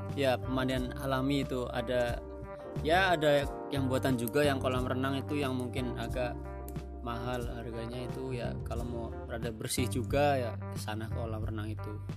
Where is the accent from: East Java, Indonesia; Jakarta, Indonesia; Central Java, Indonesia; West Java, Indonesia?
Central Java, Indonesia; Tegal; accent: Ngapak; Asal saya dari kota Ngapak, ya mungkin orang-orang biasa bilang ngapak itu ya asal saya dari Tegal